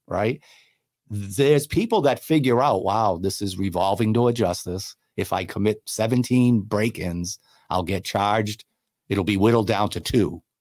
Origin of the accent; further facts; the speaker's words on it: New Bedford, Massachusetts, United States; moved away as an adult; also born or lived in Cape Cod, Massachusetts; I was born and raised in New Bedford